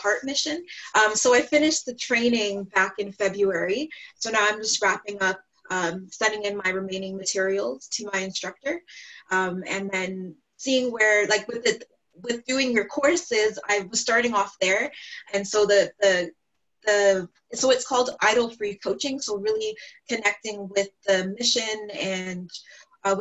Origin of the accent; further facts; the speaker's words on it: Ontario, Canada; I'm from Ontario, Canada